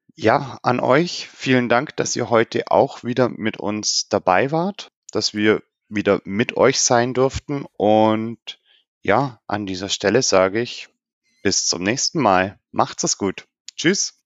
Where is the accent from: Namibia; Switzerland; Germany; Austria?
Germany; bei uns in Deutschland